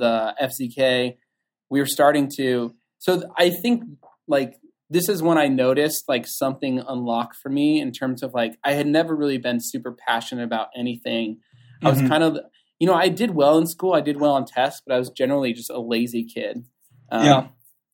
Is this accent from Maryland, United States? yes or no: no; Southern California, United States; I grew up in Southern California